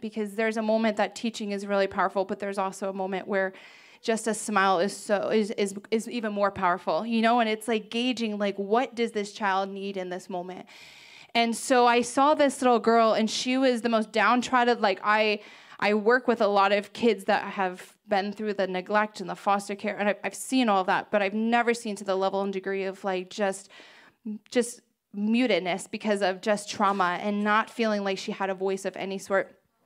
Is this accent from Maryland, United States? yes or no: yes; Ocean Pines, Maryland, United States; I grew up in the Ocean Pines area